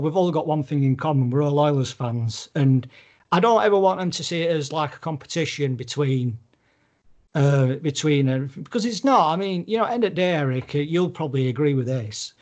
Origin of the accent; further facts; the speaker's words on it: United Kingdom; I'm obviously British